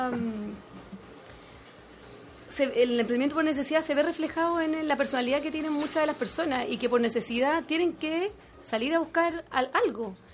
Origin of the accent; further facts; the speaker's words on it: Chile; esa la fuerza interior que tenemos, claro, como mujer chilena.